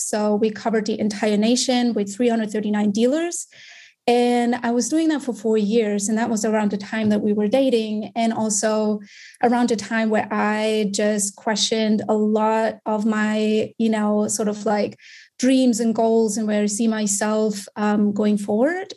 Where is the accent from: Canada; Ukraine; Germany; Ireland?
Germany; moved away as an adult; also born or lived in Munich; now in United States; I'm born and raised in Germany.